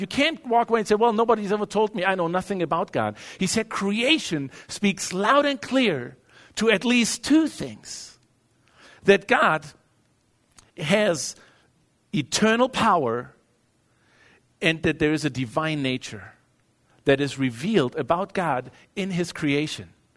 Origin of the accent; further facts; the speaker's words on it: Germany; moved away as an adult; now in United States; growing up in Europe